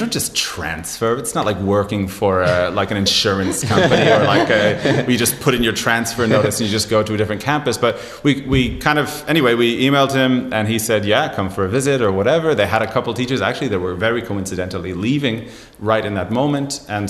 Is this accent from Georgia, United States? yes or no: no; Miami, Florida, United States; No, I'm not from Jersey. I'm from Miami, Florida, originally.